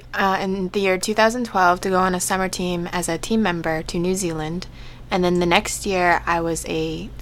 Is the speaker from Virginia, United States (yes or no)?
no; Portland, Oregon, United States; I'm from Portland, Oregon.